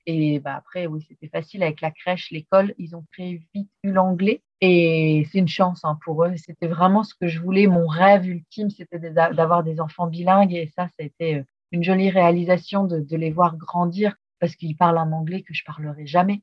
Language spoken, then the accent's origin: French; France; moved away as an adult; also born or lived in Brisbane, Australia; En tant que Français